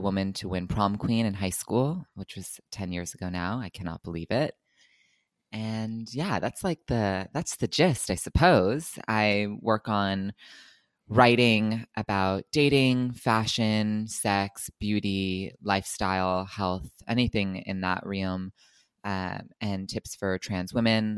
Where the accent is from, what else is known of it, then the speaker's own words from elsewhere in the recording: New Jersey, United States; moved away as an adult; also born or lived in New York; now in Los Angeles, United States; I'm originally from Los Angeles, but I grew up for the most part in New Jersey